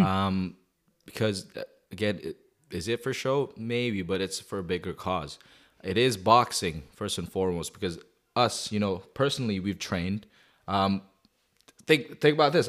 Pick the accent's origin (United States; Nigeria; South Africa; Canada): Canada; Calgary, Alberta; I'm from Calgary